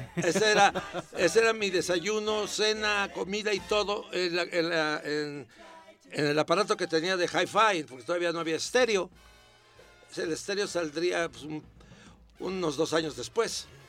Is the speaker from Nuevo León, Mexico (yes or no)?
no; Puebla, Mexico; also born or lived in Coatzacoalcos, Veracruz; a los ocho años vivía, yo vivía en Puebla, porque nací en Puerto México, Veracruz